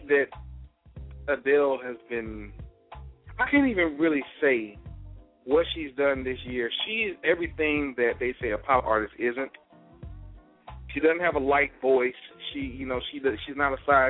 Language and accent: English; Mississippi, United States; my home state of Mississippi